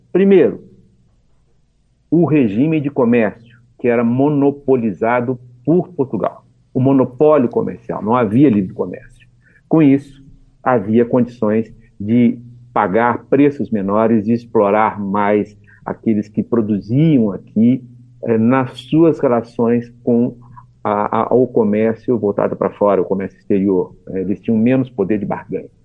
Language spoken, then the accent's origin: Portuguese; Taubaté, São Paulo, Brazil; moved away as an adult; now in Belo Horizonte, Brazil; eu nasci em São Paulo, em Taubaté, é, onde fiz toda a minha formação